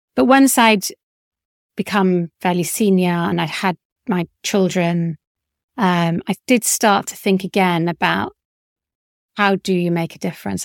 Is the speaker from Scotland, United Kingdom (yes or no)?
no; Leeds, Yorkshire and the Humber, United Kingdom; moved away; I grew up in Leeds for a short period of time.